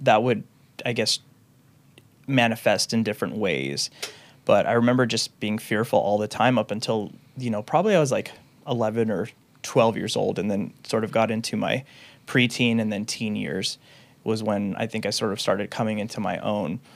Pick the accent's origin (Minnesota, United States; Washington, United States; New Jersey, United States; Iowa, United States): Washington, United States; Renton; also born or lived in Seattle, Washington; I grew up in the Renton, Washington area